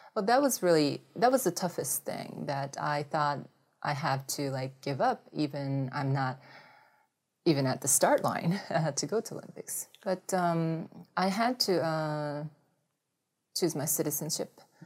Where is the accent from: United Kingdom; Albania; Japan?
Japan; English is a second language; moved away; also born or lived in United States; since I grew up in Japan for a long time.